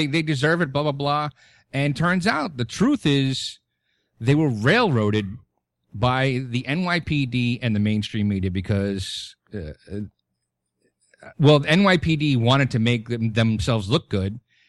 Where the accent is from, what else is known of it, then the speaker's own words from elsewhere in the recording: New York City, New York, United States; growing up in Brooklyn, and I'm 45 years old